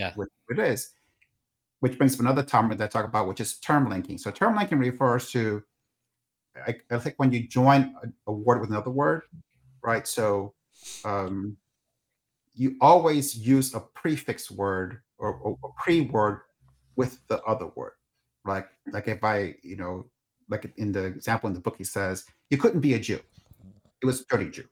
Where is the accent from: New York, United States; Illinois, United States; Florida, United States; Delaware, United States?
New York, United States; New York City; I grew up in New York City